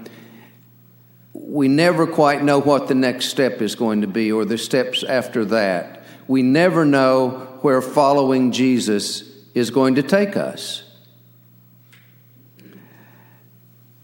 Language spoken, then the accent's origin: English; Ulysses, Kansas, United States; now in McLean, Virginia, United States; Ulysses, Kansas, my hometown